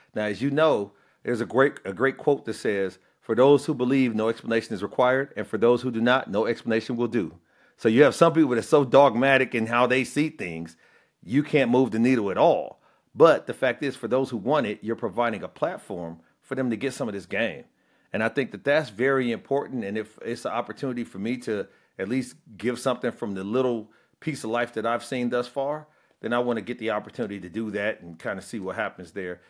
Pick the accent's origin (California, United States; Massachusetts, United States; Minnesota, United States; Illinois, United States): Illinois, United States; Peoria; moved away; also born or lived in the South; I'm from Illinois, uh, a town called Peoria, uh, Caterpillar headquartered there forever